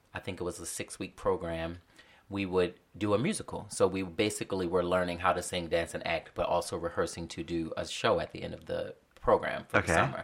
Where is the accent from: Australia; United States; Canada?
United States; Baltimore, Maryland; now in New York, United States; I'm originally from Baltimore, Maryland. And when I was 8 years old, I joined the Arena Players Youth Theater